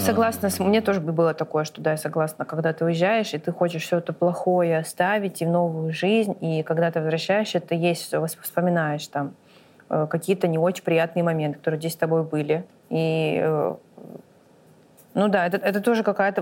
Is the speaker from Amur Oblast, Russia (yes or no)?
yes; Blagoveshchensk, Amur Oblast, Russia; moved away as an adult; now in Moscow, Russia; когда мы уезжали из Благовещенска